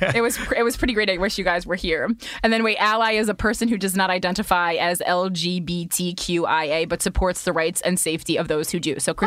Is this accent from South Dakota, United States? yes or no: no; New Jersey, United States; I'm from New Jersey